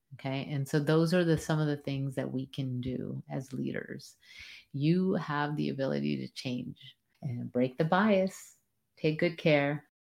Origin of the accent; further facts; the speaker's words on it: United States; as a first generation Am, American